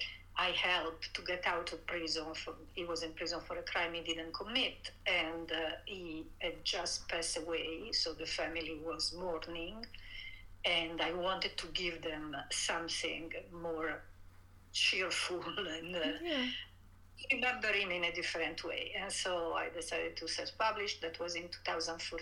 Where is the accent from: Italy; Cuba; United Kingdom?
Italy; English is a second language; moved away as an adult; I grew up in Italy. I was born and raised there. I stayed there in my early 30s, until my early 30s